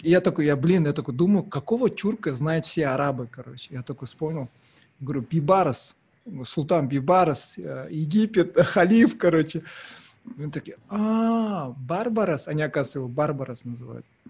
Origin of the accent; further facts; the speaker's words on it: Uralsk, West Kazakhstan Region, Kazakhstan; now in Aktau, Kazakhstan; хоть я родился здесь в Ахтау, но мы выросли в Уральске